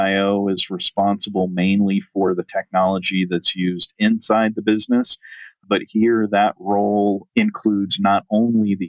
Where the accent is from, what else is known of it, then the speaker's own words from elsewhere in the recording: rural Southern Virginia, United States; now in Arizona, United States; I was actually born and raised on a 140-acre family